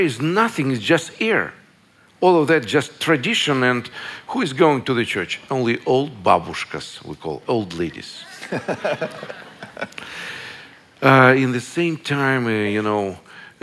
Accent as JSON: {"language": "English", "country": "Russia", "tie": "born or raised there", "said": "I was born in Russia in the last century."}